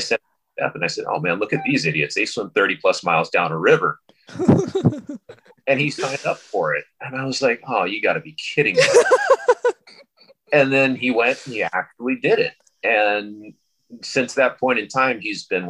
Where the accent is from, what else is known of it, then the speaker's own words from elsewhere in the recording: California, United States; moved away as an adult; also born or lived in San Luis Obispo, California; now in Hawaii, United States; I grew up in California